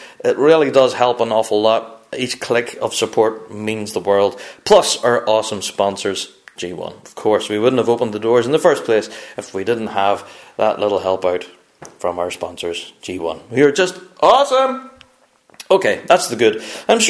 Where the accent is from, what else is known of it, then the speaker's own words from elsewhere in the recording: Northern Ireland, United Kingdom; I am from Northern Ireland